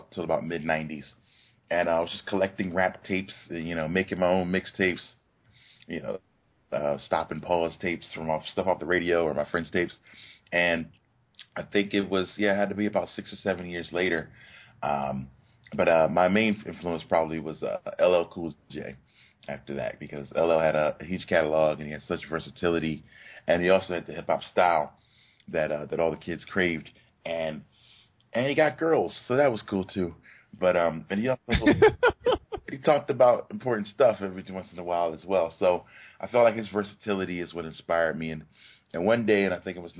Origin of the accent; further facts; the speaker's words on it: Philadelphia, Pennsylvania, United States; I was born and raised in Philadelphia in the West Oak Lane section